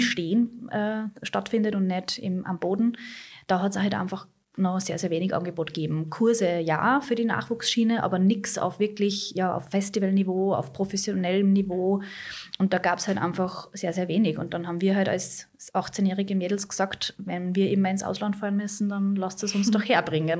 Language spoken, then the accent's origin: German; Austria; bei uns in Österreich, wir haben ganz einen anderen Background